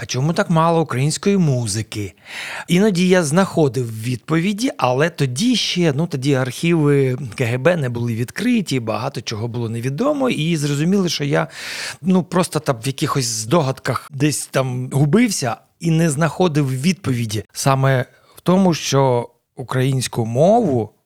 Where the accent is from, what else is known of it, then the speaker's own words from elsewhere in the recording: Dnipro, Dnipropetrovsk Oblast, Ukraine; Ukrainian is a second language; moved away as an adult; now in Kyiv, Ukraine; Я народився в Дніпродзержинську колишньому, це Кам'янське зараз. Десь в році 82-му переїхав до Дніпра, тоді ще Дніпропетровська. mm Там закінчив школу свою середню